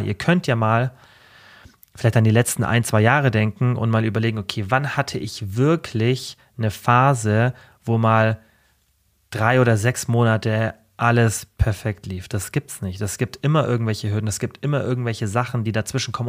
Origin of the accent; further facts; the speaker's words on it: Germany; also born or lived in Allgäu; ich bin in Deutschland geboren